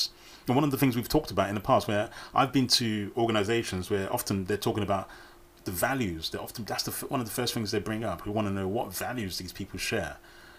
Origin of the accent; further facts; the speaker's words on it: United Kingdom; as British people, we